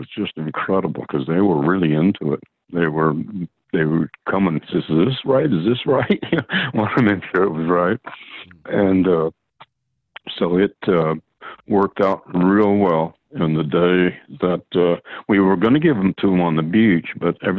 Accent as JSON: {"language": "English", "town": "Sequim", "region": "Washington", "country": "United States", "tie": "born or raised there", "also_born_or_lived": "Port Townsend, Washington", "said": "My dad worked down there, actually, when I was a kid. I was born in October 42, and he worked down there for about 6 or 7 years"}